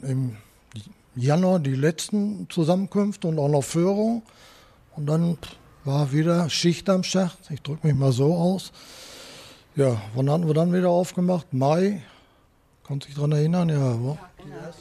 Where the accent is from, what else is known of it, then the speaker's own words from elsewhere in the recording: Dortmund, North Rhine-Westphalia, Germany; ich bin in Kirchderne zur Volksschule gegangen